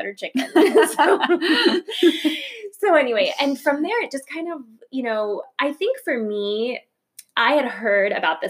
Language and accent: English; Plantation, Florida, United States; also born or lived in New York; I grew up in Plantation, Florida, which is like a suburb of Fort Lauderdale.